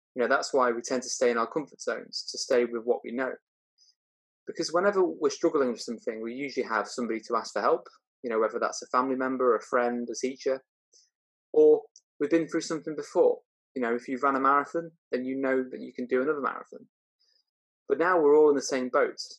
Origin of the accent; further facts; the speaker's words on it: Chester, North West England, United Kingdom; I was brought up in Chester, and my parents gave me a great start in life.